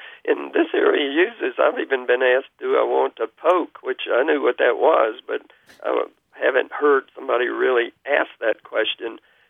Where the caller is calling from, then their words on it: Kingsport, Tennessee, United States; I'm calling from Kingsport, Tennessee.